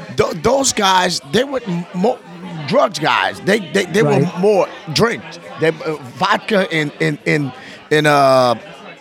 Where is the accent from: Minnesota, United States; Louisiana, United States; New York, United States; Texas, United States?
Louisiana, United States; Lafayette; I grew up in Lafayette, Louisiana.